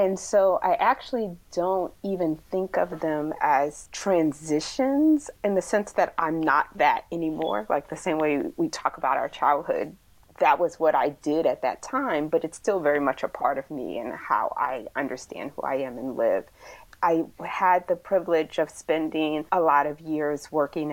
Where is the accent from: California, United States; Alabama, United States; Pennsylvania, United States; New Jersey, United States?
Pennsylvania, United States; Philadelphia; I was born in Philadelphia, so the city of brotherly love and sisterly affection. And it was such a great experience growing up there in the 80s